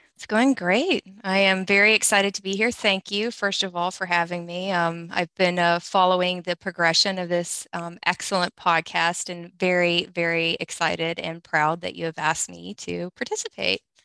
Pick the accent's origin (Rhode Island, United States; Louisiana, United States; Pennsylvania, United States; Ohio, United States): Louisiana, United States; we're both from Louisiana